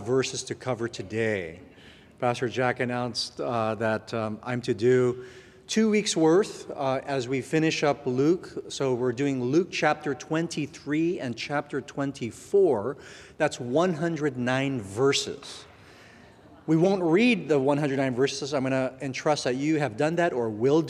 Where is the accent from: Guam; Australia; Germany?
Guam; moved away; I was born in Guam, and my parents had me when they were teenagers